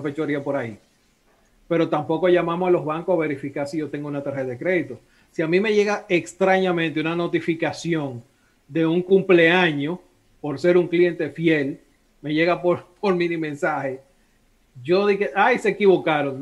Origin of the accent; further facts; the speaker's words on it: Dominican Republic; Yo soy dominicano